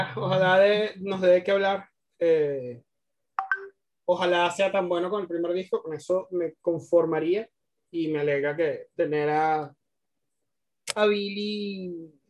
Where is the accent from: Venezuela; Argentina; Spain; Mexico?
Venezuela; porque ambos somos venezolanos